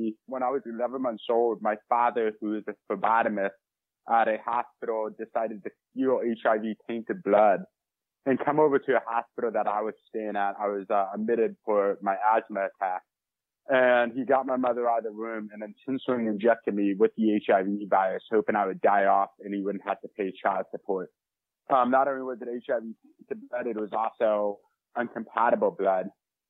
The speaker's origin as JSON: {"language": "English", "town": "St. Louis", "region": "Missouri", "country": "United States", "said": "I'm from St. Louis, Missouri."}